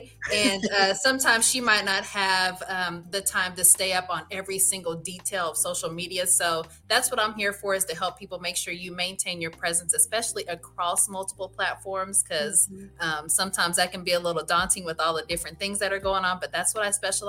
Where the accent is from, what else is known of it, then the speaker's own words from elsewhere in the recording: Midwest, United States; now in Texas, United States; I came from the Midwest and I know it's cold there right now.